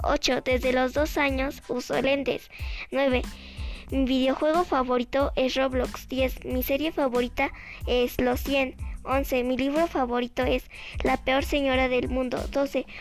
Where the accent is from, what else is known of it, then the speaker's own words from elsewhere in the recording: State of Mexico, Mexico; Yo nací en el Estado de México